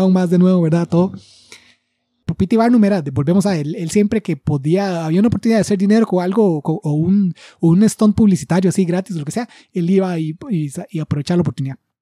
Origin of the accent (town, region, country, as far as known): Costa Rica